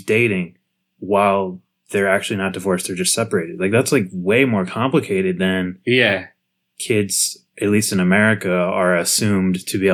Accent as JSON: {"language": "English", "country": "United States", "said": "as an American kid"}